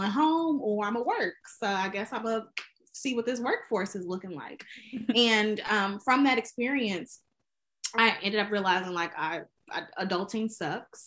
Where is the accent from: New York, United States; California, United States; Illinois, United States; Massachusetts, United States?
Illinois, United States; Chicago; now in Washington, D.C., United States; I am originally from Chicago, Illinois, but actually I live in Washington, D.C.